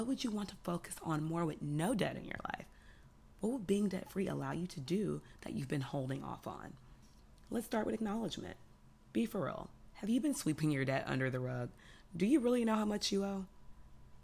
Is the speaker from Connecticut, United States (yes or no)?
no; Houston, Texas, United States; moved away; I'm from Houston